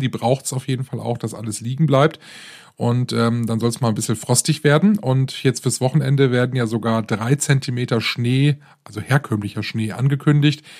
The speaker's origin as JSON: {"language": "German", "region": "Rhineland", "country": "Germany", "tie": "born or raised there", "said": "hier bei uns im Rheinland"}